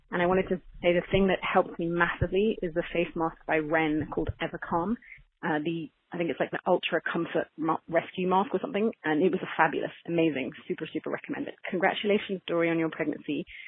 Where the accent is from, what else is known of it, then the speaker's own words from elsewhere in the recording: England, United Kingdom; moved away as an adult; also born or lived in Paris, France; now in Switzerland; I'm calling from Switzerland, uh, by way of England, where I'm actually from